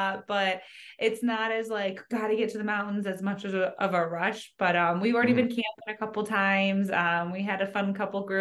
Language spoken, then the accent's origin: English; Zionsville, Indiana, United States; moved away as an adult; also born or lived in Chicago / St. Thomas, US Virgin Islands; now in Denver, United States; So my mom and I moved to Zionsville when I was in fifth grade. So my family's all from Chicago